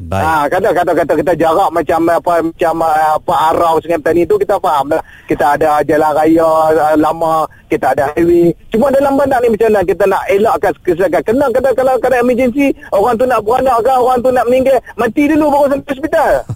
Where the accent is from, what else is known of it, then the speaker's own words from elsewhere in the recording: Kedah, Malaysia; saya daripada Kedah